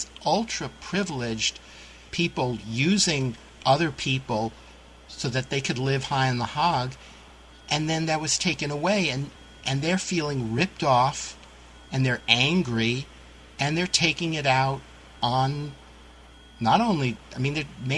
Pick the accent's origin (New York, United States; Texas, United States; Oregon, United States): New York, United States; New York City; growing up in the Lower East Side of Manhattan in a very poor neighborhood